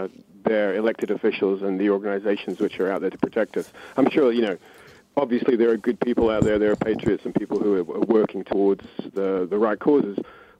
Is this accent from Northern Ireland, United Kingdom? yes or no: no; London, United Kingdom; I'm a London boy, born and bred